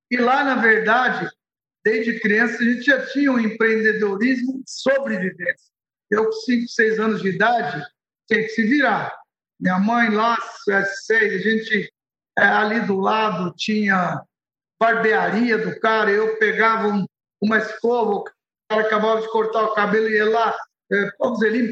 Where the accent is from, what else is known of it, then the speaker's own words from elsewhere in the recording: Beirut, Beirut Governorate, Lebanon; born there; Portuguese is a second language; Você sabe que eu nasci no Líbano, né, em Beirute, para ser mais exato, e eu comentava que a diferença da situação que a gente vive hoje, a situação que eu vivi no, no, em Beirute, é, é tem um paralelo.